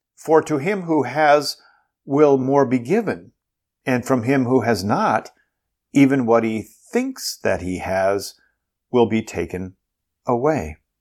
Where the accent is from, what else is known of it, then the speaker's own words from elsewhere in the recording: Bloomington, Minnesota, United States; when I was a kid growing up in Bloomington, Minnesota